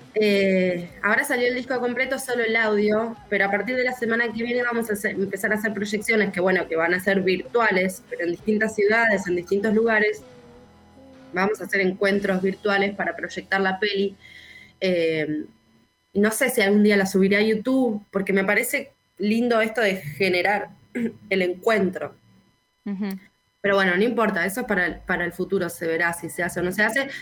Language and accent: Spanish; Zárate, Buenos Aires Province, Argentina; vine a vivir a Zárate otra vez, que es de donde yo soy, de donde nací